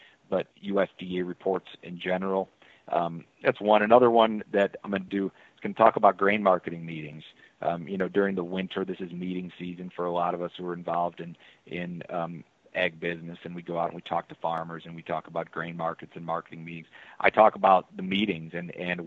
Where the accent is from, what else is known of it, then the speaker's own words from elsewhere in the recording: Chicago, Illinois, United States; I'm a city boy. I grew up in Chicago.